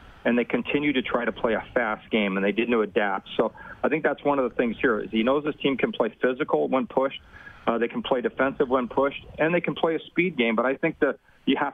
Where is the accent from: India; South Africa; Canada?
Canada; Edmonton, Alberta; I grew up in Edmonton